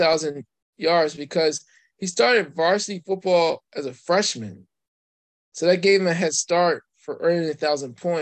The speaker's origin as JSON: {"language": "English", "town": "Coatesville", "region": "Pennsylvania", "country": "United States", "moved": "yes", "lives_now": "Lancaster, United States", "said": "I'm originally from Coastal"}